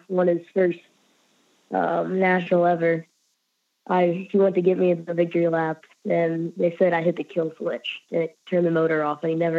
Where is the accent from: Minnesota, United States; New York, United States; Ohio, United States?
Ohio, United States; I'm from Ohio